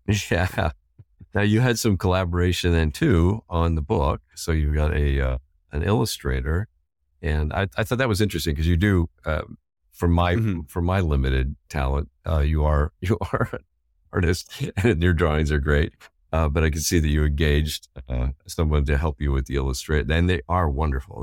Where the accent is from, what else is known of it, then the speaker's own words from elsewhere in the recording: Indiana, United States; Growing up in Indiana